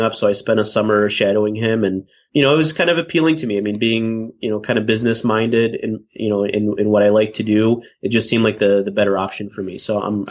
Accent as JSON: {"language": "English", "town": "Cleveland", "region": "Ohio", "country": "United States", "tie": "born or raised there", "moved": "as an adult", "lives_now": "Chicago, United States", "said": "I was born and raised in Cleveland, Ohio. So I spent my whole life there"}